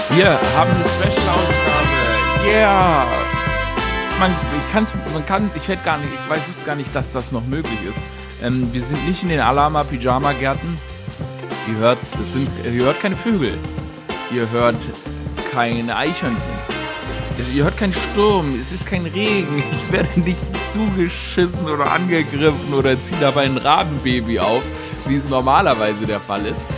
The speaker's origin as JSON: {"language": "German", "country": "Germany", "tie": "born or raised there", "said": "wenn man aufgewachsen ist in Deutschland in dieser Zeit, wie ich"}